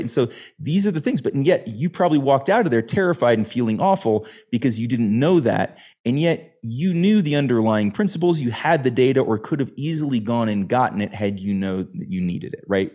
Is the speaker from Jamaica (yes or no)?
no; United States; As an American growing up playing soccer